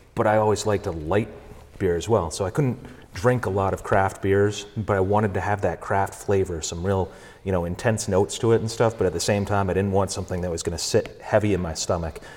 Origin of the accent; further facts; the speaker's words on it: New Hampshire, United States; moved away as an adult; now in Vermont, United States; I was uh, born in New Hampshire, okay. raised there, came to college over here